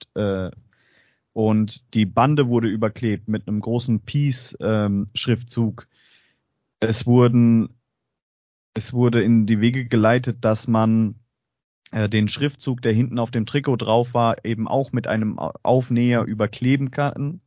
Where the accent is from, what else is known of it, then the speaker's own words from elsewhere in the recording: Straubing, Bavaria, Germany; moved away; ich komme ja ähm, aus Straubing ursprünglich